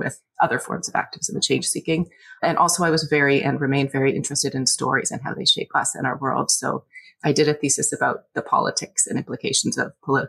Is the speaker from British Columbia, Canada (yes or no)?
no; Scarborough, Ontario, Canada; I was born and raised in Scarborough, Ontario, back when it was its own city.